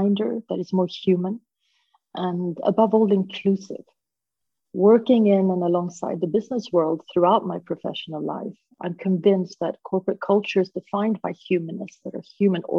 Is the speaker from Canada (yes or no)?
no; Sweden; moved away as an adult; also born or lived in Hong Kong; I am half Swedish, half Peruvian. I grew up in Sweden